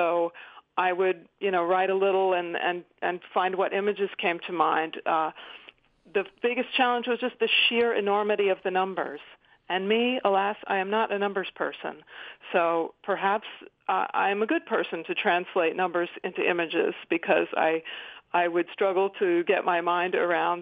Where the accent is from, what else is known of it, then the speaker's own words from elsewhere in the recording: Philadelphia, Pennsylvania, United States; Philadelphia, my hometown